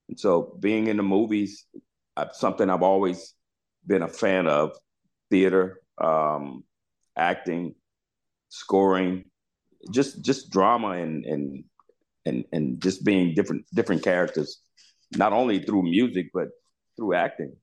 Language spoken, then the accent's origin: English; Charlotte, North Carolina, United States; I was from Charlotte, North Carolina